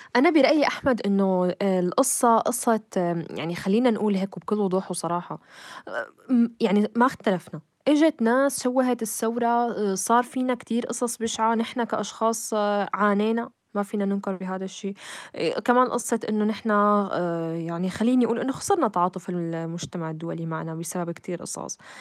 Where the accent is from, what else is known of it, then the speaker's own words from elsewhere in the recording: Syria; نحن كسوريين